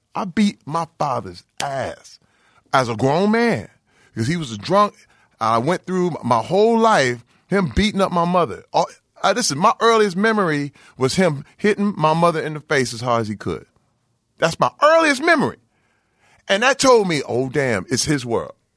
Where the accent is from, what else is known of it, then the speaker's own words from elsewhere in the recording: Flint, Michigan, United States; growing up in Flint, Michigan, uh, where I came up, and I, I literally graduated class of eighty-six.